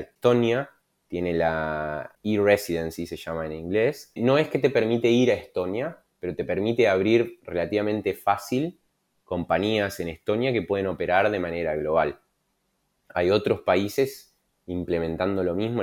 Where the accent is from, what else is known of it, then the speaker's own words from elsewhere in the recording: Argentina; siendo argentino